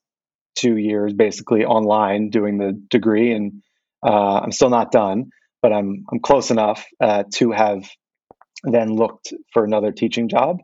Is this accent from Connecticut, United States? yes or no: no; Philadelphia, Pennsylvania, United States; moved away as an adult; now in Japan; I was born and raised in Philadelphia and spent many years there and went to university there